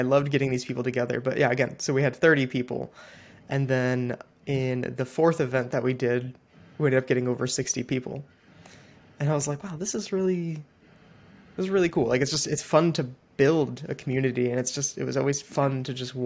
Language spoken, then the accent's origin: English; Ohio, United States; I'm from Ohio